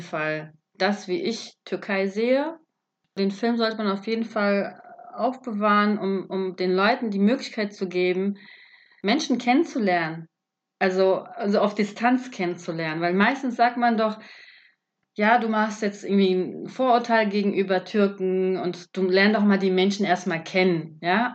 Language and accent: German; Germany; ich bin ja auch aus Deutschland